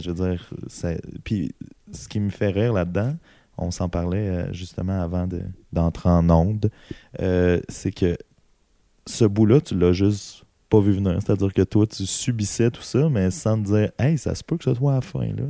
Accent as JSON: {"language": "French", "town": "Amos", "region": "Quebec", "country": "Canada", "said": "je viens d'Amos"}